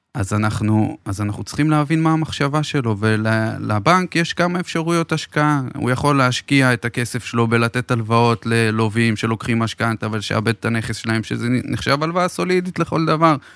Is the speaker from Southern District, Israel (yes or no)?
yes; Beersheba, Southern District, Israel; אני באר שבעי במקור